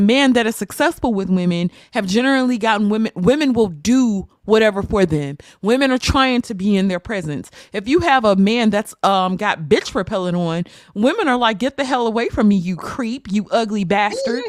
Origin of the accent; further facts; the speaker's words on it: United States; I am an American black woman